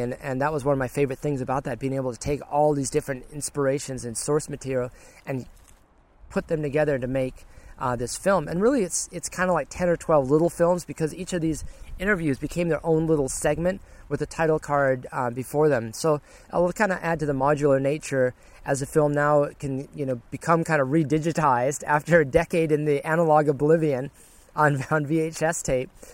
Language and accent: English; Cascadia, Pacific Northwest, United States; also born or lived in Guam / Olympia, Washington; I'm from Cascadia. I need my trees and I need my rain and all